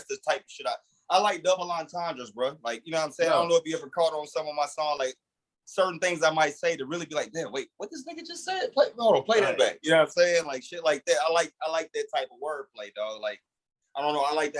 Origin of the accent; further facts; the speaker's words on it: Milwaukee, Wisconsin, United States; moved away; also born or lived in Alabama / Tennessee; I'm from Milwaukee, Wisconsin